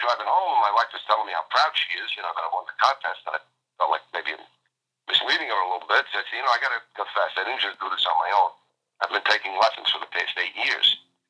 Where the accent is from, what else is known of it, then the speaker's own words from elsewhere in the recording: New York City, New York, United States; moved away as an adult; also born or lived in Bronx, New York / Central New Jersey; now in New Jersey, United States; I'm originally from East Harlem, New York, and then moved to the Bronx. And then when I got married, I moved to New Jersey. I've been here 36 years.